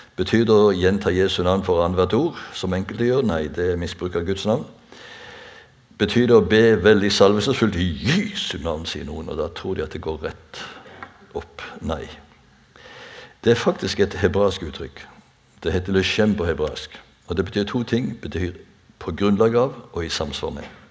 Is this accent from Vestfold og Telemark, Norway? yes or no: no; Bjerkreim, Rogaland, Norway; i Bjerkreim der jeg er født og oppvokst